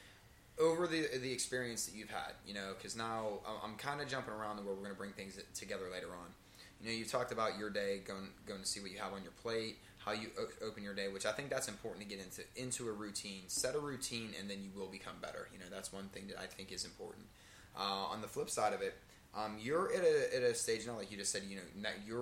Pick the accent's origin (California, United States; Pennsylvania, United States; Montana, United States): Pennsylvania, United States; Hopewell Township; I grew up in Hopewell Township. Everybody knows everybody.